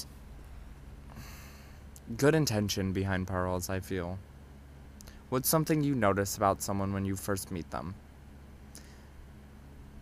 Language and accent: English; Ohio, United States; moved away as an adult; now in New York City, United States; After moving out of my household in Ohio